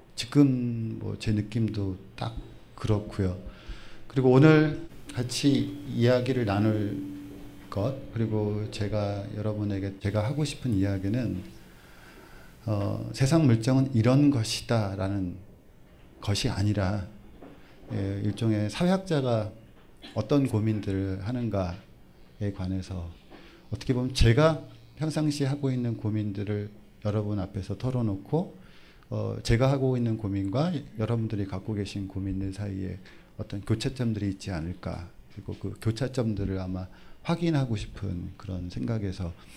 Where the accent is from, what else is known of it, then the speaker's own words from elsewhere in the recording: South Korea; first language Korean; also born or lived in Germany; 한국에서 모국어로 공부하지 않고 외국을 유학을 가서